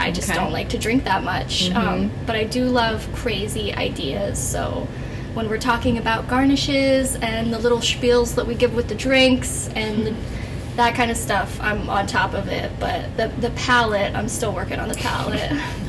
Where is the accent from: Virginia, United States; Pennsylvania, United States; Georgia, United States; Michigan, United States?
Virginia, United States; My folks own a speakeasy in my home state